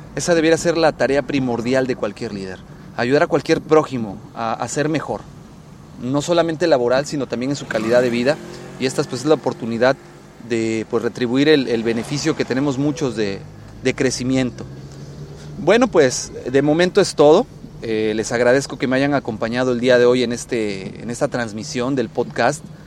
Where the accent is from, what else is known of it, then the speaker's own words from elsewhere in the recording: Mexico; en México, en mi país de origen, al cual quiero mucho